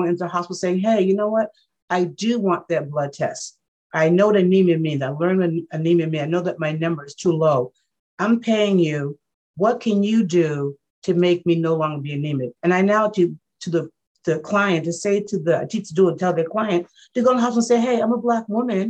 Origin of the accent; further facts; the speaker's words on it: the South, United States; I'm from the South. We had to be born at home